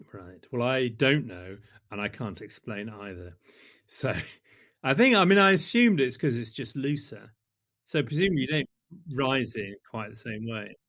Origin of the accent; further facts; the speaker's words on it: the Midlands, England, United Kingdom; in the Midlands, we like to think of ourselves as thick and spongy